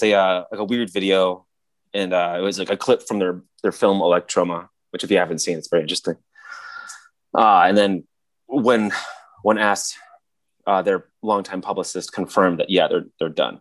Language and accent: English; Michigan, United States; he was my next door neighbor growing up in Michigan